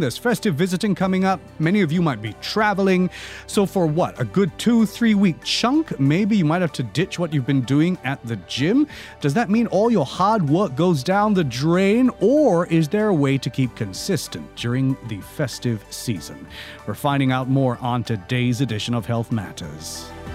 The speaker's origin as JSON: {"language": "English", "country": "Singapore", "said": "we're Singaporean"}